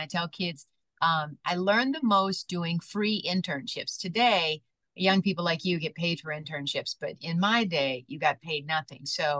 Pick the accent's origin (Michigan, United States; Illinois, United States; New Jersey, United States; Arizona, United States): Michigan, United States; Detroit; also born or lived in Lansing, Michigan / Raleigh, North Carolina / Pittsburgh, Pennsylvania; being born and raised in Detroit